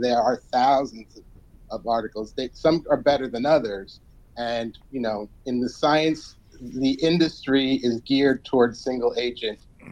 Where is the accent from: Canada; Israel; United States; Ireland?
United States; New Jersey; I grew up in New Jersey